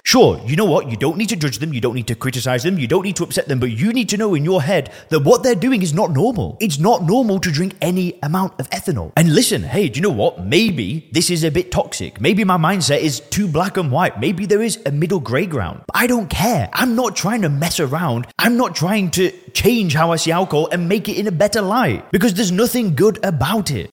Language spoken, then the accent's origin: English; Lancashire, North West England, United Kingdom; moved away as an adult; now in Thailand; I'm from Lancashire. I'm from the northwest of England.